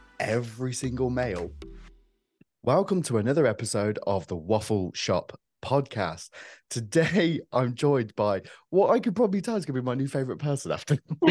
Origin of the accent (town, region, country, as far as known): Coventry, West Midlands, United Kingdom; born or raised there